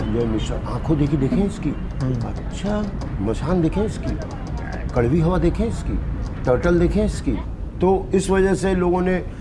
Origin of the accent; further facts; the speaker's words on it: Bihar, India; मैं उस शहर में जन्मा हूँ